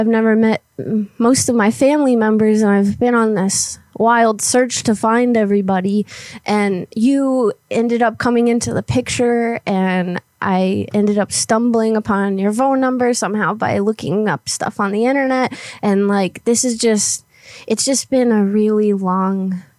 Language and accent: English; Guam; now in Florida, United States; Well, originally I'm from Guam, but I moved to the area. I'm in Florida now.